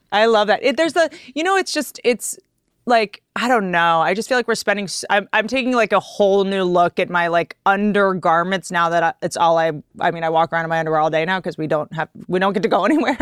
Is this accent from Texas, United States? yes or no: no; Washington, District of Columbia, United States; I grew up in Washington, D C. I grew up around politicians